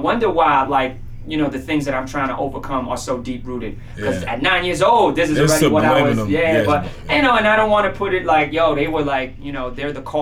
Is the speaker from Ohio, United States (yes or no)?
no; Miami, Florida, United States; moved away as an adult; born and raised in Miami, pretty much spent the first 2 decades of my life there